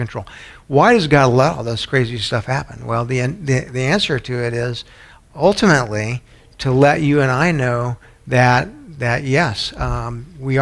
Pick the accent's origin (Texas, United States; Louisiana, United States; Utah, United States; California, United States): Texas, United States; San Antonio; moved away; where I grew up in San Antonio